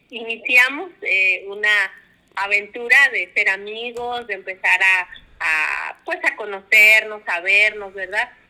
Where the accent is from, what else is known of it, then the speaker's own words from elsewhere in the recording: Oaxaca, Mexico; moved away as an adult; now in Coahuila, Mexico; Somos de Oaxaca, eh, ya tenemos 27 años viviendo aquí en Coahuila, pero nuestro origen, pues obviamente, ¿verdad? Se remonta a la ciudad de Oaxaca.